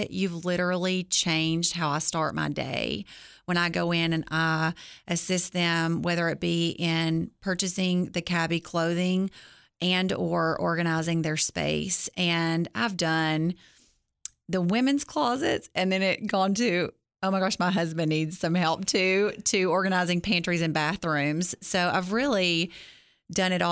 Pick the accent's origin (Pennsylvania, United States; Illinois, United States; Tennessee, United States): Tennessee, United States; Gainesboro; I am from Gainesboro.